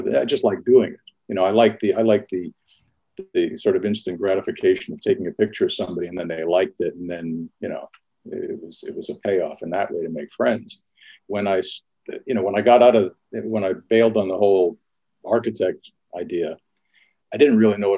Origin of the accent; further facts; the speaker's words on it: St. Albert, Alberta, Canada; i grew up all over canada but i mean the the formative years and where i started uh, photography was was just outside of edmonton in a, in a little suburb called st albert